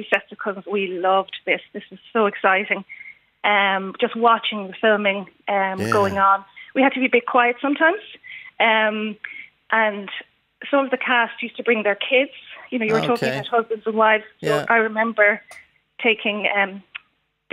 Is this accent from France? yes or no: no; Dunboyne, County Meath, Ireland; I grew up in the Flat House in Dunboyne, County Meath